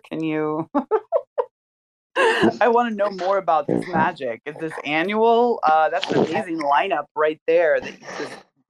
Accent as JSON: {"language": "English", "town": "Hutchinson", "region": "Kansas", "country": "United States", "tie": "born or raised there", "said": "I was born in Hutchinson, Kansas, and there's not a lot there, but they do have the Cosmosphere, and it is amazing."}